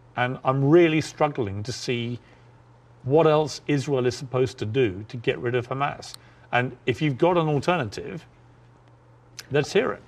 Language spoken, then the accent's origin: English; United Kingdom; moved away as an adult; now in United States; my home country of the U K.